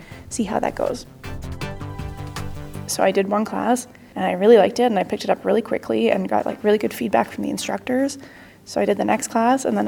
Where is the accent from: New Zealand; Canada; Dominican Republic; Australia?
Canada; Toronto, Ontario; I'm from Toronto, Canada.